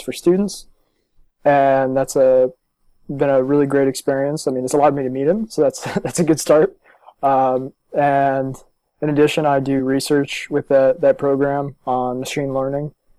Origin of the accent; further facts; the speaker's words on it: Los Angeles, California, New Jersey, United States; also born or lived in Maryland; I was born in California. I was born in Los Angeles and moved to New Jersey when I was nine. And then nine years later, I went to the University of Maryland.